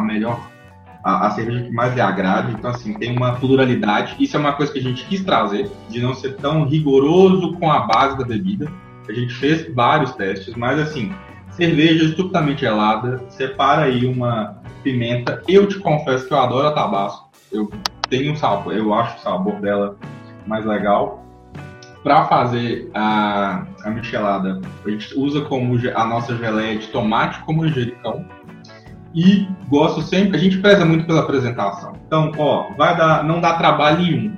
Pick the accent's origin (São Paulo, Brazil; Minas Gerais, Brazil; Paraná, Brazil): Minas Gerais, Brazil; como bom mineiro